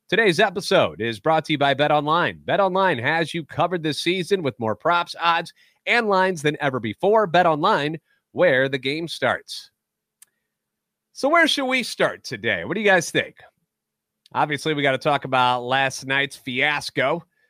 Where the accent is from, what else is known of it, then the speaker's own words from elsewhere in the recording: St. Louis, Missouri, United States; born and raised in the Loop, a lifetime Cardinals fan